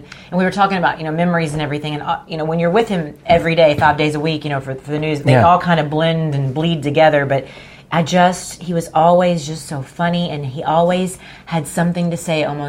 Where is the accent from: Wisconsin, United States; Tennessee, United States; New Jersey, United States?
Tennessee, United States; La Follette; I grew up in East Tennessee.